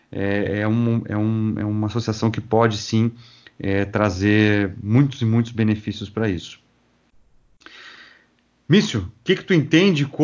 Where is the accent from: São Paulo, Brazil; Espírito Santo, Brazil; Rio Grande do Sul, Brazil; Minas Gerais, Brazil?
Rio Grande do Sul, Brazil; Rio Grande; now in Santa Maria, Brazil; eu fui para minha cidade natal, Rio Grande, visitar minha família.